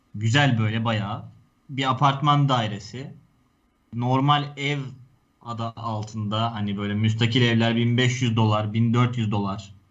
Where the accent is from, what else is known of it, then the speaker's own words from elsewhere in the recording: Turkey; o yerlerde doğdum büyüdüm ben